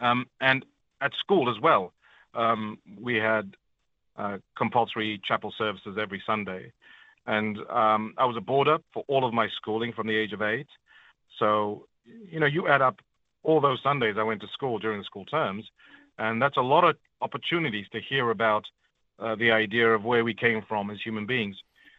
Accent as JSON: {"language": "English", "country": "Zambia", "tie": "born there", "also_born_or_lived": "Zimbabwe", "said": "because I was born in Zambia, I had to renounce my Zambian citizenship before they would renew my Zimbabwean passport"}